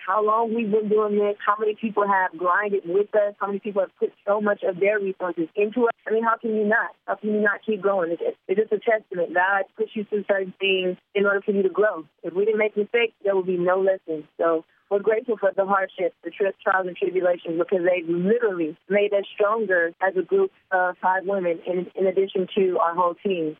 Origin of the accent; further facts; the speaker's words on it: New Jersey, United States; Because I'm from Jersey, aggressive. I'm not as aggressive as I used to be, but, you know, I still am that strong Jersey girl.